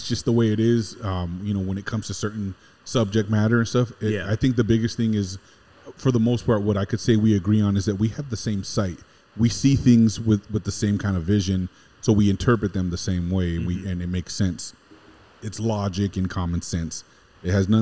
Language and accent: English; West Covina, California, United States; born in West Covina, California, and born and raised in Southern California my whole life